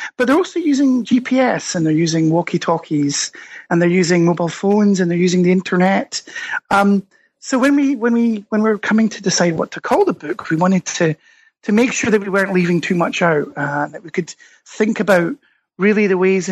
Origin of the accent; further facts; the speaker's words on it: Scotland, United Kingdom; accent: Scottish; moved away as an adult; also born or lived in United States; now in Stockholm, Sweden; you can probably tell from my accent, I'm Scottish originally, but got swept over, as many people do, to the United States.